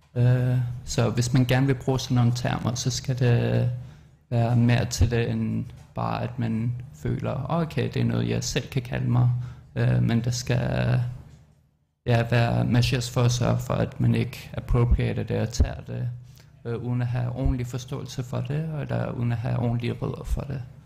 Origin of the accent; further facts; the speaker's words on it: Greenland; also born or lived in Amsterdam, Netherlands; now in Denmark; jeg er fra Nunakbut, og jeg siger, at jeg er Inuk